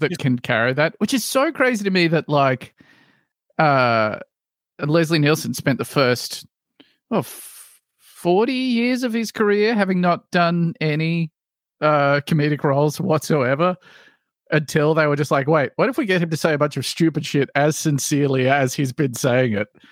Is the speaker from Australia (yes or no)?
yes; Australia; as an Australian